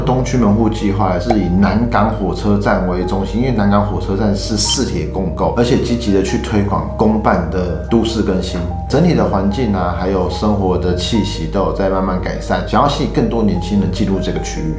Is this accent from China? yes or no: no; Taipei, Taiwan; 以我身为 台北人来讲的话